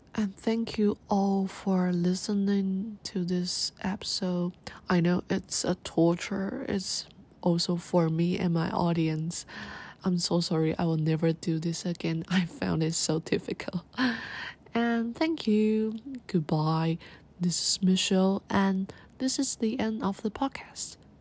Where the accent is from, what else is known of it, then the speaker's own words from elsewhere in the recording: Taiwan; I told her I'm from Taiwan and I speak Chinese